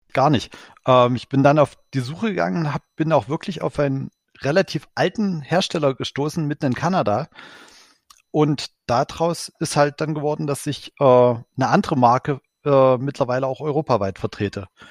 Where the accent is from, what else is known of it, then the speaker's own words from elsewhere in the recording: Ore Mountains, Saxony, Germany; Ich komme äh, gebürtig selbst aus dem Erzgebirge